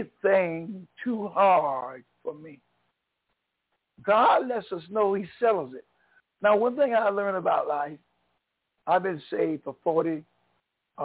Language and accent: English; Craven County, North Carolina, United States; moved away as an adult; also born or lived in New York; now in North Carolina, United States; I was born in North Carolina. I'm a Tar Heel. I was born in 1944 in Craven County. I went to New York in 1974